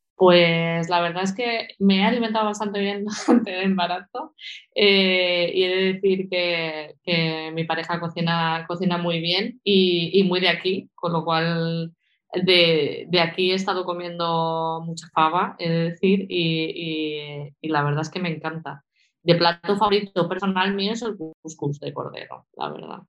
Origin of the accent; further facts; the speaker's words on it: Valencia, Valencian Community, Spain; moved away as an adult; also born or lived in Sant Joan d'Alacant, Alicante / Portugal / Portland, United States; now in Asturias, Spain; de, pequeñita eh, nos mudamos a Valencia y desde entonces eh, pues he estado viviendo en Valencia, me he formado allí